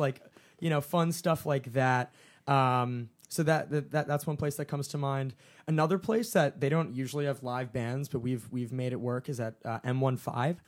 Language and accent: English; Summit, New Jersey, United States; I'm from Summit, New Jersey